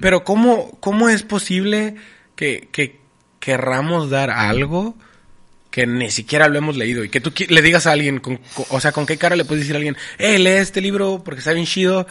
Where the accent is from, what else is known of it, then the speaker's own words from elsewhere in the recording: Tijuana, Baja California, Mexico; en, Tijuana decimos palabras que ni siquiera existen.